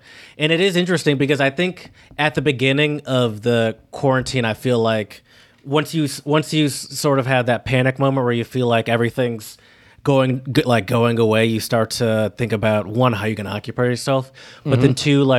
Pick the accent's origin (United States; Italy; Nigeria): United States; But I'm American.